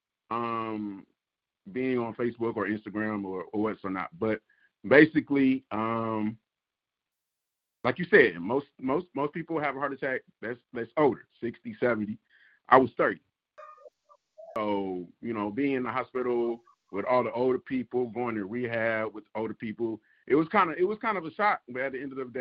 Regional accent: Detroit, Michigan, United States; growing up in Detroit

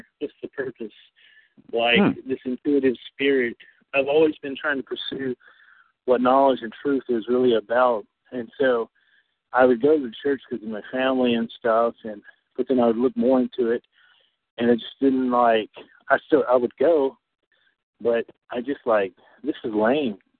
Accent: North Carolina, United States; I'm originally from North Carolina, so living in North Carolina

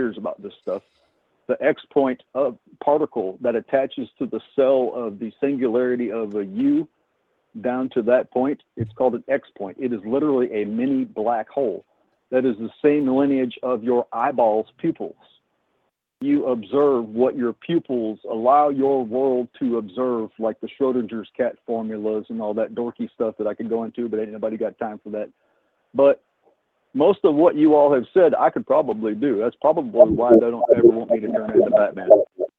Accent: Indiana, United States; I'm from Indiana. I was in Indiana.

